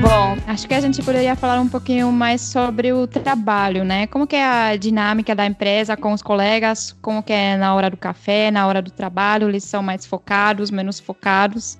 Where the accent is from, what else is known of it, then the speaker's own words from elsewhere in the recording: Czechia; now in Brazil; a minha terra natal